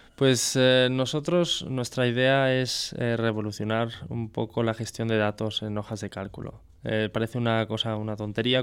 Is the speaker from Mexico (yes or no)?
no; France; now in Spain; siendo francés